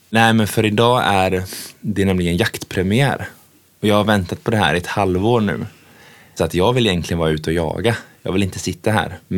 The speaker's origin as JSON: {"language": "Swedish", "country": "Tanzania", "tie": "born or raised there", "said": "Ja, jag växte upp eh, eh, i Tanzania med mina föräldrar och min pappa var ju väldigt jaktintresserad och är ju fortfarande."}